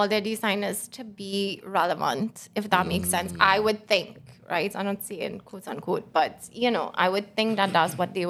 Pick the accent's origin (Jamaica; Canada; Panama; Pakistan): Jamaica; But I'm Jamaican and I live in Jamaica and Carnival coming up in a couple months.